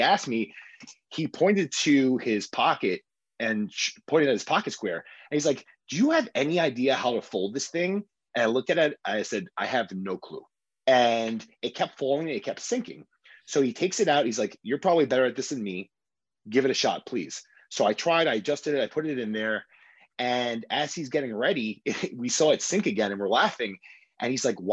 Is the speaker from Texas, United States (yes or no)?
no; New York City, New York, United States; I am born and raised in Queens, New York, Bayside, New York specifically